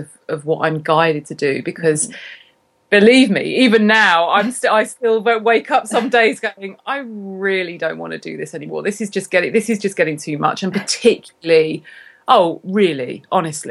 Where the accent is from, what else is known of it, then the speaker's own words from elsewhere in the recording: Cambridge, East of England, United Kingdom; moved away; my hometown, which is Cambridge in England